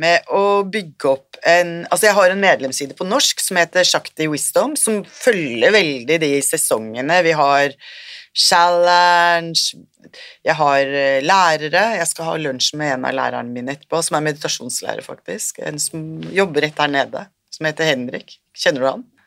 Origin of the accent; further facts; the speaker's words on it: Norway; moved away as an adult; also born or lived in Sri Lanka; kommer jeg fra Norge